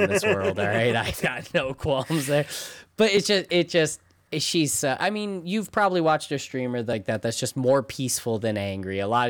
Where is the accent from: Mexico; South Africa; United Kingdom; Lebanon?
United Kingdom; Like, I'm British. Never heard of him.